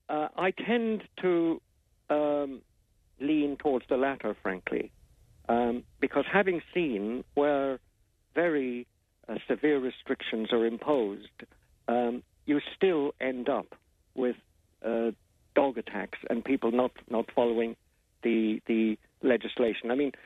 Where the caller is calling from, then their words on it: London, United Kingdom; I'm actually based in London. I'm calling you from London at the moment.